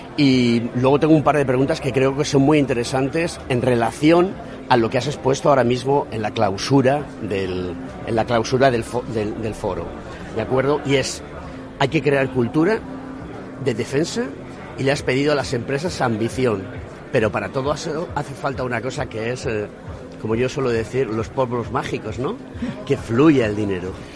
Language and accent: Spanish; Spain; como ciudadano español